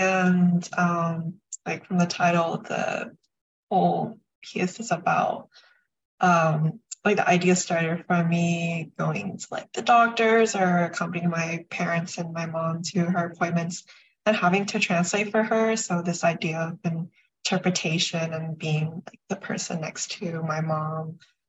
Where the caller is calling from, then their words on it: Connecticut, United States; I'm currently calling in from Connecticut right now.